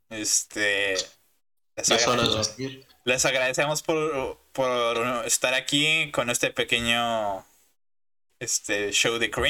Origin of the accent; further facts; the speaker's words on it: Mexico; y soy de México.